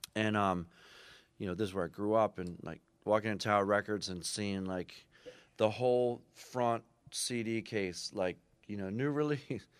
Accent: Philadelphia, Pennsylvania, United States; moved away; also born or lived in Boston; I grew up on Second and Pine, so right down by, uh, South Street

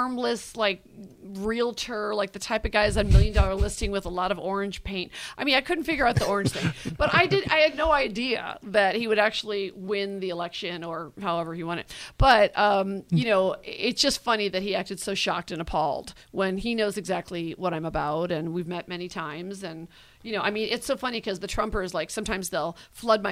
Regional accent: United States; accent: American; your American accent

